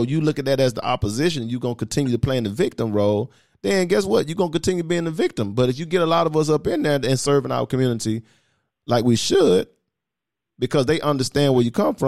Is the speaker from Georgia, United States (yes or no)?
yes; Atlanta, Georgia, United States; I grew up in the inner city, you know, I'm from Perry Homes